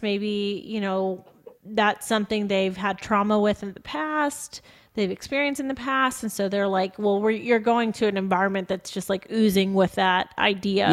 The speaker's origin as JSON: {"language": "English", "country": "United States", "said": "as we are as an American culture specifically"}